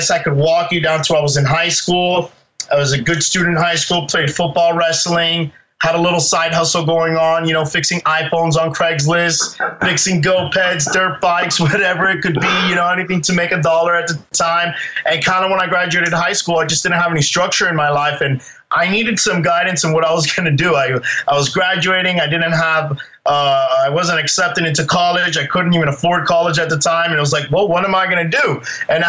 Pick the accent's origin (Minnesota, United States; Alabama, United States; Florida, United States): Florida, United States; Miami; born or raised there; moved away as an adult; also born or lived in Spain; now in Seattle, United States